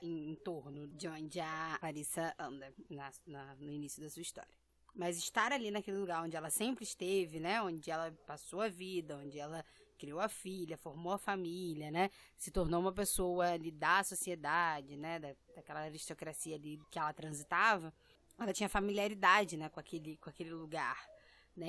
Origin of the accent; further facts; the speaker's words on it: Brazil; also born or lived in Rio de Janeiro; eu nasci no Brasil